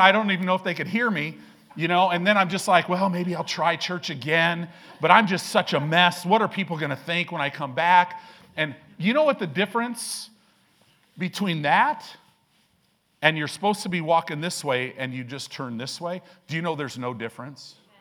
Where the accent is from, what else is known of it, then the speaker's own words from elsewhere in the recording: Illinois, United States; now in Omaha, United States; I grew up in Illinois